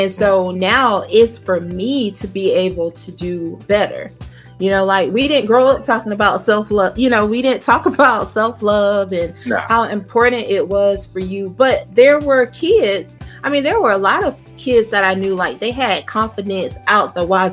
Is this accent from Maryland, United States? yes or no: no; South Georgia, United States; I'm from the deep South. I'm from South Georgia. Like, you could do this and you miss my whole town